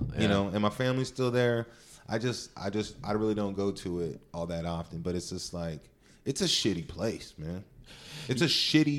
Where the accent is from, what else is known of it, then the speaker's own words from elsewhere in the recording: Stockton, California, United States; Catholic as shit. And then we became Baptist over time. But we spent 4 or 5 days a week in church. So I grew up in Stockton